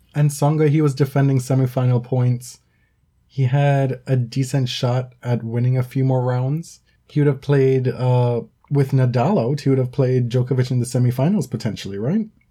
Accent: Jamaica; moved away as an adult; now in North America; I lived in Jamaica for the first 18 years of my life. And I've been in North America now for I guess I'm going to date myself now for 13 years.

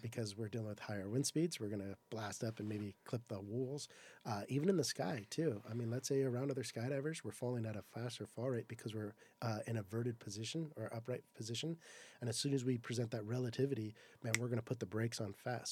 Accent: Southern California, United States; I'm from Southern California

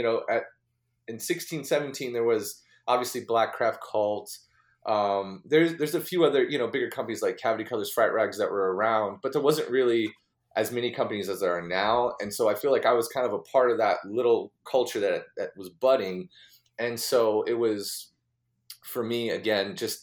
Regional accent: Fort Lauderdale, Florida, United States; born and raised in Fort Lauderdale, Florida

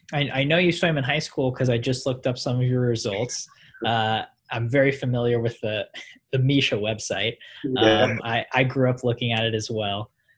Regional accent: Columbia, Missouri, United States; We are both Missouri natives, which I think is awesome. You're from St. Louis, Missouri. I'm from Columbia.

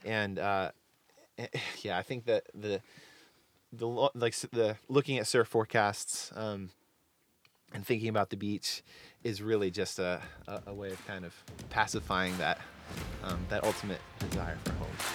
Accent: Delaware, United States; moved away as an adult; now in Nashville, United States; I'm originally from Delaware. My parents live in the same house that I grew up

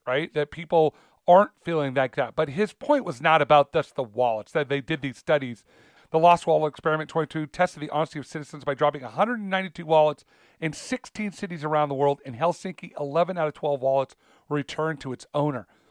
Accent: United States

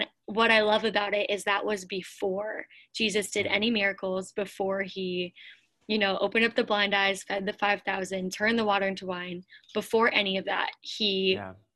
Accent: Pennsylvania, United States; moved away as an adult; also born or lived in Lakeland, Florida; I grew up in Pennsylvania

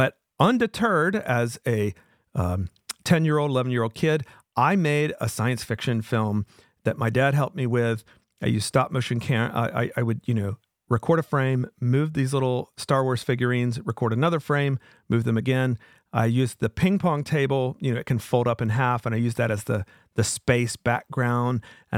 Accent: Wilmington, North Carolina, United States; And just by luck, it ended up coming to my town, my hometown of Wilmington.

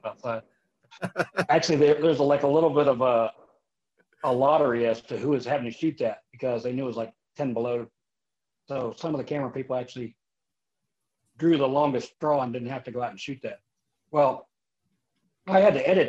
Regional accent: Leavittsburg, Ohio, United States; I'm from a small steel mill town in Northeast Ohio. I'm from Leavittsburg, Ohio

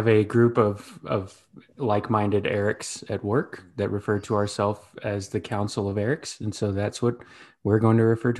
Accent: Texas, United States; now in Kansas City, United States; from the Kansas City, Missouri area. Like I said, born and raised in Texas.

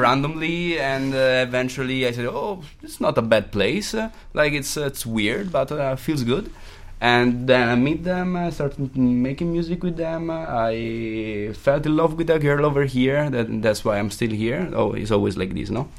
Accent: Modena, Emilia-Romagna, Italy; moved away; I'm from Italy. I'm from uh, Modena.

